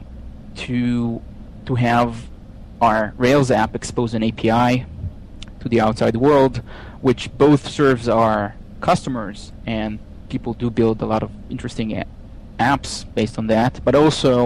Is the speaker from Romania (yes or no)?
no; Israel; moved away as an adult; now in Pittsburgh, United States; you can tell where I'm from by my accent, but I'm originally from Israel.